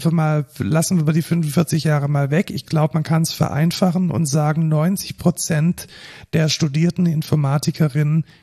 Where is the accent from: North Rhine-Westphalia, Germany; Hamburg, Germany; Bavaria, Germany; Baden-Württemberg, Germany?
Baden-Württemberg, Germany; Neckarsulm; moved away